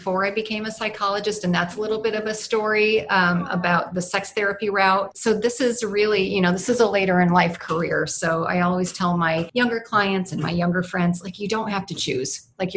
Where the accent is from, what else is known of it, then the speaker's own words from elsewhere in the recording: New York, United States; moved away as an adult; also born or lived in California; I'm from New York and was in California for 20 years, but came back to the East Coast about 2.5 years ago